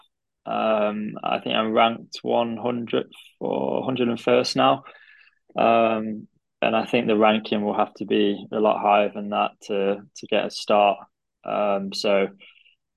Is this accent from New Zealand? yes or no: no; Derby, East Midlands, United Kingdom; also born or lived in Nottingham / Harvard; I'm from Derby